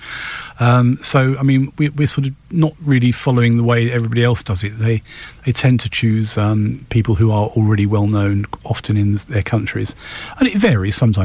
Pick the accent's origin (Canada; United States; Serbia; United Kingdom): United Kingdom; we're British